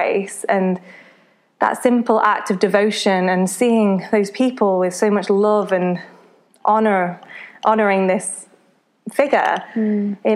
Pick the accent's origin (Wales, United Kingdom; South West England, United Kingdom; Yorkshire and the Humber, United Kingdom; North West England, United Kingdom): North West England, United Kingdom; Congleton; I grew up, my hometown is Congleton in Cheshire, and yeah, I always kind of stayed around here